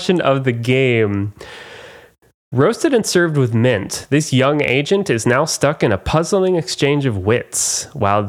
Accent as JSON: {"language": "English", "region": "Oklahoma", "country": "United States", "tie": "born or raised there", "said": "growing up in Oklahoma"}